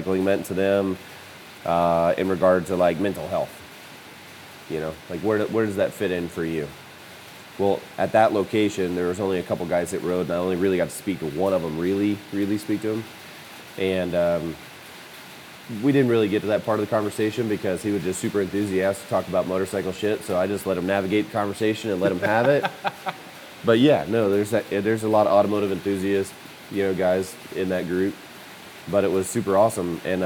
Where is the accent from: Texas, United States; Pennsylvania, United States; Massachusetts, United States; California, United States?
Texas, United States; I'm from Texas.